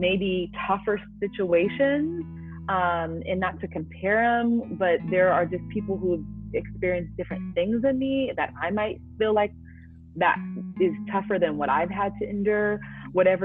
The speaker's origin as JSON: {"language": "English", "town": "Oakland", "region": "California", "country": "United States", "tie": "born or raised there", "moved": "as an adult", "lives_now": "the South, United States", "said": "growing up in Oakland"}